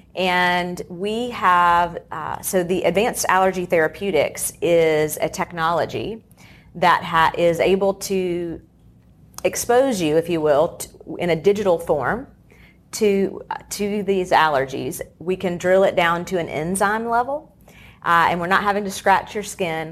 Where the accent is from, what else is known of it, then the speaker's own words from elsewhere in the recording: Charlotte, North Carolina, United States; I grew up here in the Charlotte area